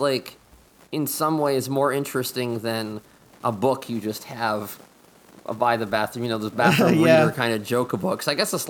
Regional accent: Pennsylvania, United States; also born or lived in Montgomery, Alabama; now in Seattle, United States; the house I grew up in Pennsylvania didn't have indoor plumbing until the 1950s, so they had an outhouse.

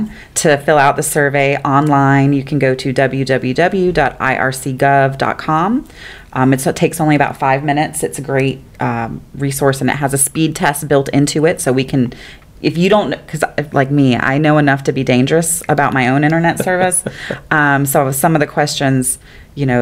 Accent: Fellsmere, Florida, United States; I'm from Fellsmere, so Vero Beach and Sebastian are the big city to me

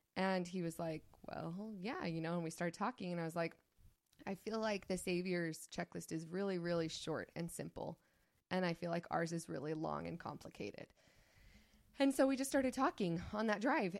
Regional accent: St. George, Utah, United States; I grew up in Saint George, Utah

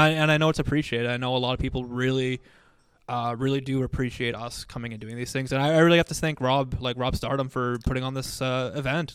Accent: Dauphin, Manitoba, Canada; moved away; my hometown

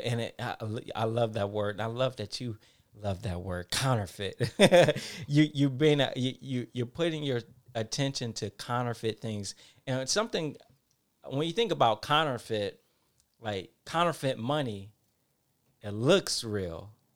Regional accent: Detroit, Michigan, United States; I'm from Detroit, Michigan. Um, not the uh, I went to uh, Detroit public school system.

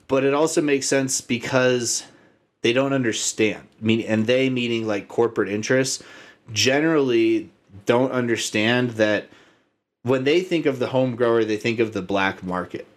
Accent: Arizona, United States; I grew up in Arizona

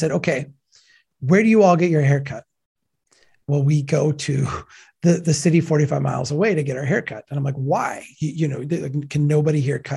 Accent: Brainerd, Minnesota, United States; Brainerd, Minnesota, my hometown.

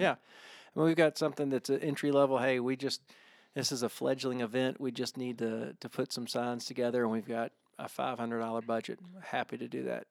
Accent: Augusta, Georgia, United States; growing up in Augusta, every guy that played on the high school golf team thought that they were gonna be the next Larry Mize.

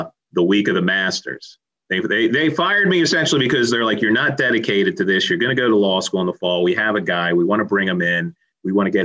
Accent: D.C., District of Columbia, United States; moved away as an adult; also born or lived in Philadelphia; I grew up outside of Washington, D.C.

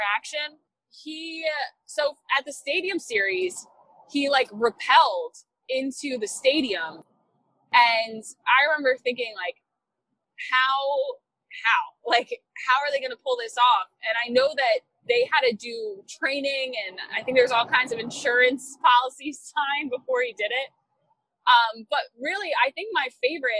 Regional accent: New Jersey, United States; moved away as an adult; also born or lived in Hawaii; now in Philadelphia, United States; I'm from South Jersey

